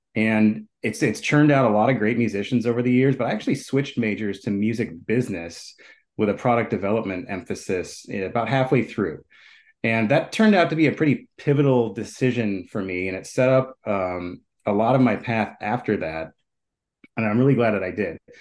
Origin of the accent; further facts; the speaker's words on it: Minneapolis, Minnesota, United States; I grew up here in Minneapolis